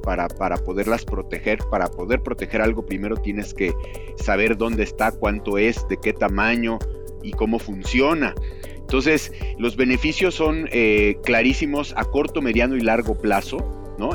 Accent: Mexico; tenemos como mexicanos

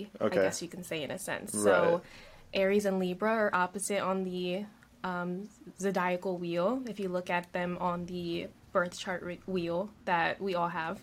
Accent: Delaware, United States; I grew up on the East Coast as well. Delaware, born and raised, very small state.

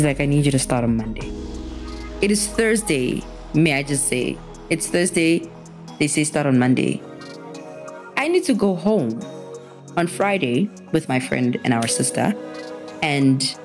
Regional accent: Pretoria, Gauteng, South Africa; moved away as an adult; now in Johannesburg, South Africa; I am from Pretoria

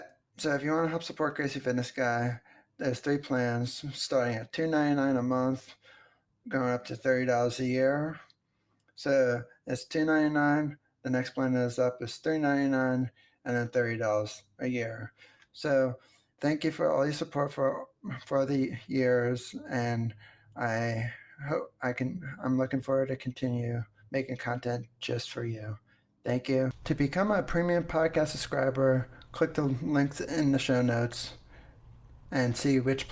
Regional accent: New Jersey, United States; also born or lived in Pennsylvania; when I grew up in New Jersey, before I moved to Pennsylvania, I went on this field trip with my, I forget what grade I was in.

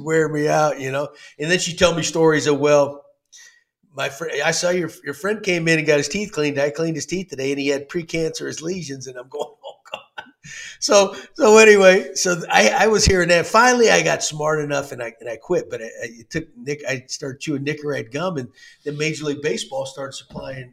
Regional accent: Texas, United States; I grew up in Texas

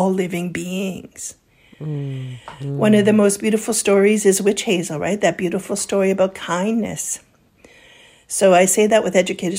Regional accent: Kamloops, British Columbia, Canada; moved away; where I grew up in Kamloops area.

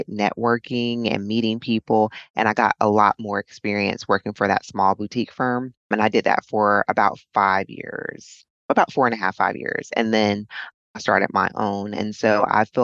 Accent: Charlotte, North Carolina, United States; now in Fort Myers, United States; I'm from Charlotte, North Carolina.

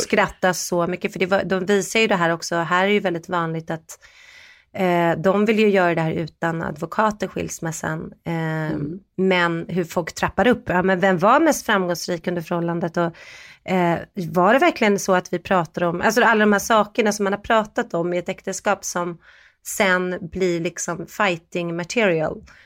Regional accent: Sweden; vi är från Sverige

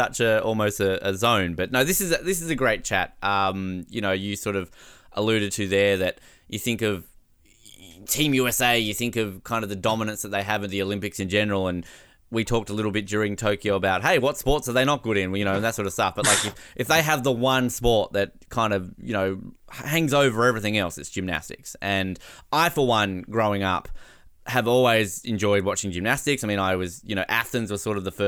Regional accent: Australia; as an Australian

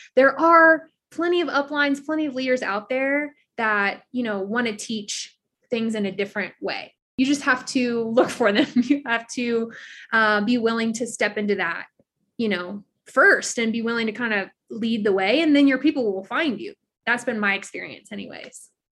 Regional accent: South Louisiana, United States; moved away as an adult; now in Colorado, United States; I was born and raised in South Louisiana, but I live in Colorado now

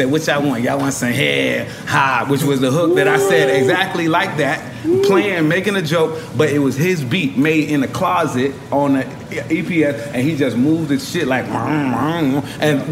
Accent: New York City, New York, United States; also born or lived in Tallahassee; coming from New York

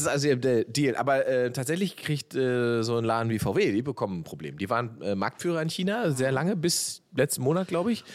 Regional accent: East Germany, Germany; da wo ich herkomme im Osten

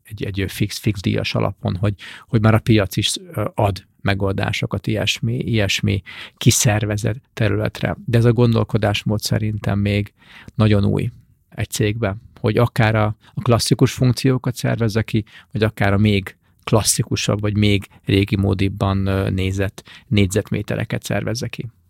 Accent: Hungary; mint magyar ember

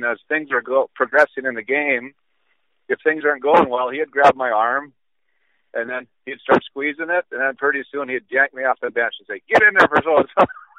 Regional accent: Epping, North Dakota, United States; I was born on June 3rd, 1960. Grew up on a farm outside of Epping, and I still reside there. I work in Wollaston, North Dakota.

